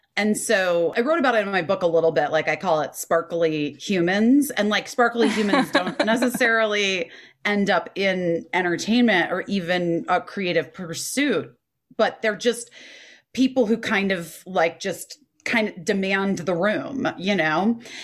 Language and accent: English; Scottsdale, Arizona, United States; because I grew up in Arizona and Scottsdale